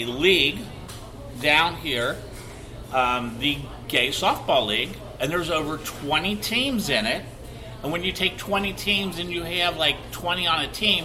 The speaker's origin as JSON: {"language": "English", "region": "Ohio", "country": "United States", "also_born_or_lived": "New York", "moved": "yes", "lives_now": "Florida, United States", "said": "I'm originally from Ohio"}